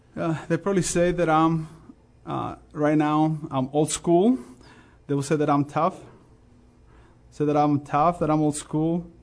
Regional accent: Mexico; English is a second language; also born or lived in Chicago / Champaign-Urbana; now in United States; I'm always proud of my ethnic background, the fact that I was born in Mexico

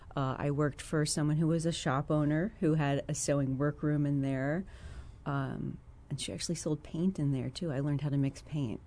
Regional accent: Chester County, Philadelphia area, Pennsylvania, United States; moved away as an adult; now in Champaign, United States; I was born and raised in, uh, Chester County

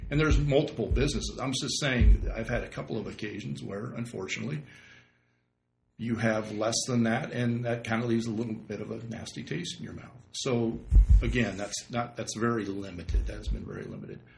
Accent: Oregon, United States; I grew up in East Multnomah County, and, and when I drive past Troutdale coming east, I always get this.

